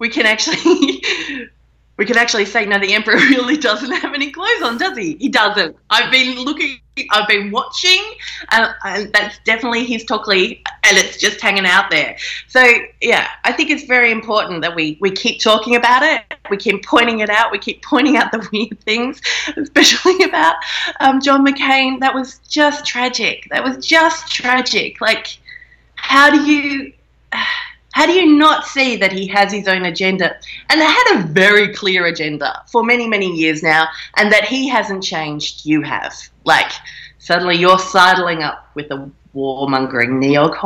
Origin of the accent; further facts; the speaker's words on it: Australia; being an Australian, so we're a little kind of outpost of England still. We have not a republic here.